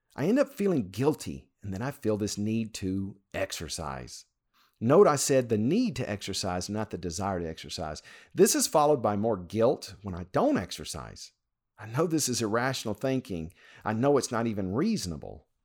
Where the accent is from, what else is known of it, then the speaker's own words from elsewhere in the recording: Louisiana, United States; When I was growing up in Louisiana